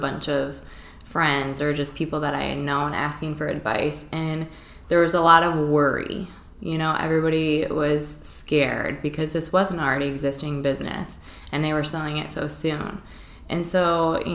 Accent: DeWitt, Iowa, United States; also born or lived in Quad Cities; I grew up in DeWitt, which is a small town of 5,000 people, not that far away

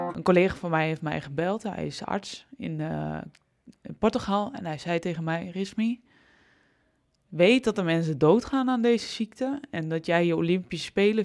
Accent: Almelo, Overijssel, Netherlands; Ik ben opgegroeid in Almelo

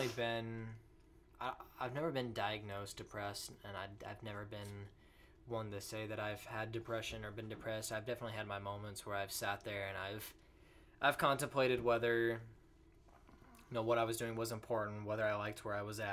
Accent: Idaho, United States; moved away as an adult; now in Florida, United States; I was born and raised in Idaho

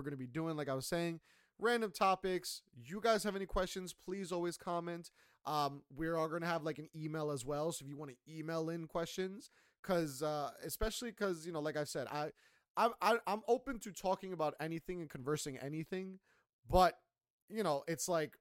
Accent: United States; I'm American, Colombian American.

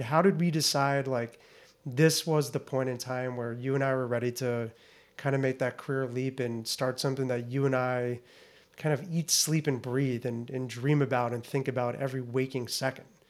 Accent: Naples, Florida, United States; moved away as an adult; also born or lived in Lewiston, Maine; born and raised in Naples, Florida.

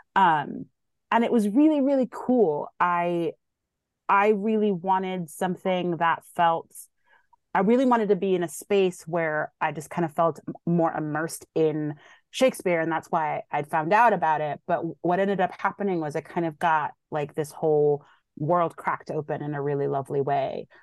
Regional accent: Somerville, Massachusetts, United States; also born or lived in Boston; born in Boston, raised in Somerville, Mass

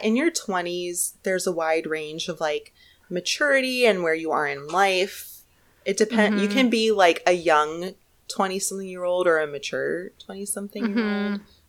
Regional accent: Bartlesville, Oklahoma, United States; born or raised there

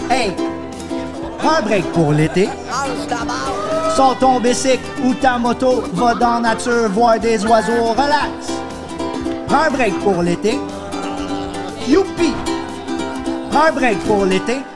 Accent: Quebec, Canada; comme ma première langue, comme je suis francophone, ça comme je parle bien français

